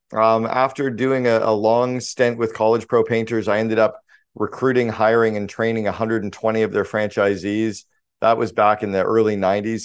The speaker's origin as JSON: {"language": "English", "town": "Sudbury", "region": "Ontario", "country": "Canada", "tie": "born or raised there", "said": "I grew up in Northern Ontario in Canada. I grew up about four hours north of Toronto, small town called Sudbury, Ontario."}